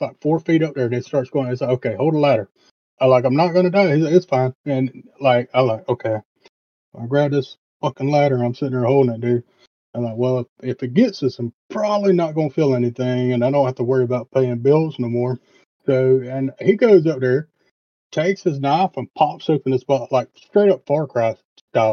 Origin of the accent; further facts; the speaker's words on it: the South, United States; being from the South